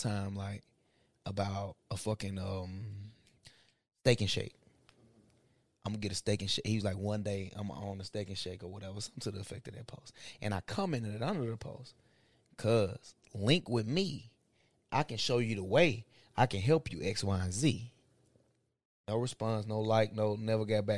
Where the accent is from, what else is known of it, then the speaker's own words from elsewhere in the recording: Bolivar, Tennessee, United States; we all Bolivar vets in this motherfucker. B-town veterans